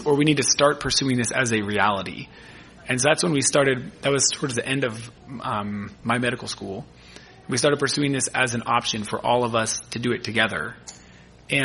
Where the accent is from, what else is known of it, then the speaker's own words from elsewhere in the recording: California, United States; moved away as an adult; also born or lived in Michigan; as a Californian